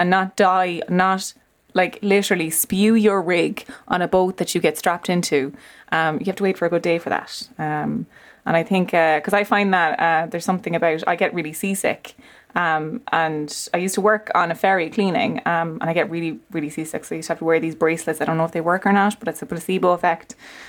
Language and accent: English; Leinster, Ireland; I'm from Leash